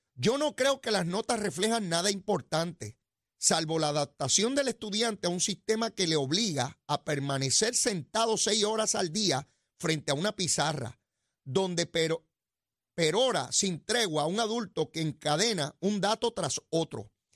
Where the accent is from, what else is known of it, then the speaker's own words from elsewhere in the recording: Puerto Rico; yo soy de Puerto Rico